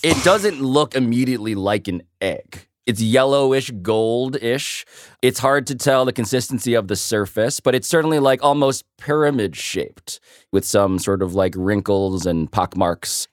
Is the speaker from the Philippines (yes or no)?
yes; Philippines; I'm Filipino